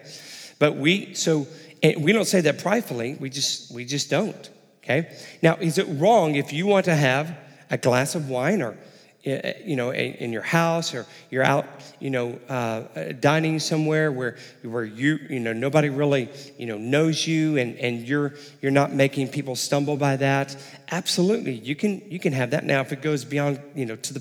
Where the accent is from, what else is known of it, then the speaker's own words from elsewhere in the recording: Texas, United States; also born or lived in Illinois / Houston, Texas; I was born and raised in Texas. My family and I moved up to Illinois for about 5 years, and then we moved back down the summer before my high school started, and down to Houston